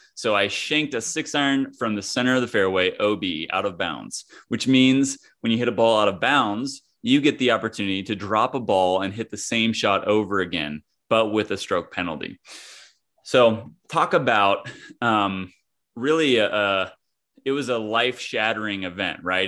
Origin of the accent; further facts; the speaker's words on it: Kansas, United States; moved away as an adult; also born or lived in California; I hail from Kansas, I grew up in the middle of the country in a small town and went out to California for college